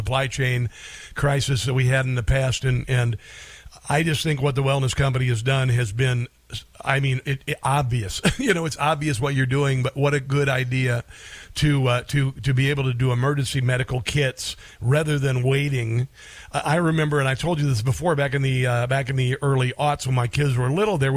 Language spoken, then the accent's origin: English; Neola, Iowa, United States; I'm from Neola, Iowa, right side of Council Bluffs